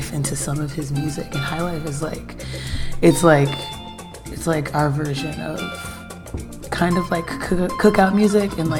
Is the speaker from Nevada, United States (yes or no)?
no; Houston, Texas, United States; I am 100% Nigerian, born and raised in Houston, Texas